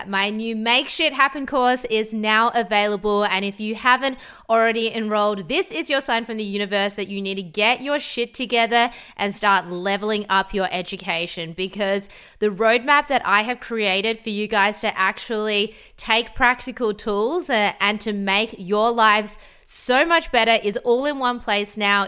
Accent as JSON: {"language": "English", "town": "Adelaide", "region": "South Australia", "country": "Australia", "also_born_or_lived": "Sydney", "moved": "as an adult", "lives_now": "Gold Coast, Australia", "said": "I'm from Adelaide originally, moved to Sydney"}